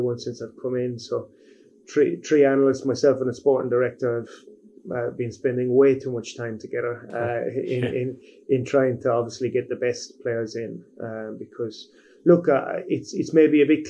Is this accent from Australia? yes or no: no; Ireland; moved away as an adult; also born or lived in Cambodia; now in Hyderabad, India; as an Irishman